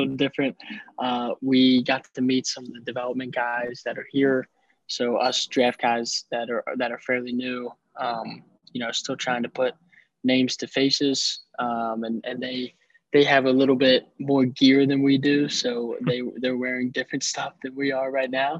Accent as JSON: {"language": "English", "town": "Philadelphia", "region": "Pennsylvania", "country": "United States", "also_born_or_lived": "Charlotte, North Carolina", "moved": "yes", "said": "I'm from originally from Philadelphia, Pennsylvania"}